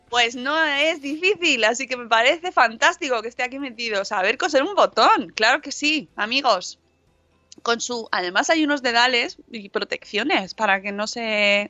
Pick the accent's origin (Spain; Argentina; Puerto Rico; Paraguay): Spain; Guijo de Santa Bárbara, Extremadura; en mi pueblo, en el Hijo de Santa Bárbara, en La Vera, en Cáceres